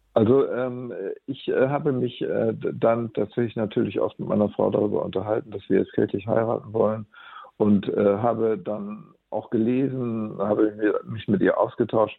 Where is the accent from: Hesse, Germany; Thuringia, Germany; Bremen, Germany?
Bremen, Germany; als ich als Jugendlicher und junger Erwachsener aufgewachsen bin in Bremen